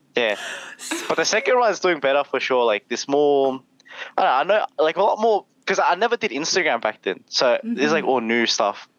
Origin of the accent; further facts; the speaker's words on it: Melbourne, Victoria, Australia; I grew up in uh, Melbourne because everyone thinks I'm from Sydney in Australia. Well, I'm from Melbourne.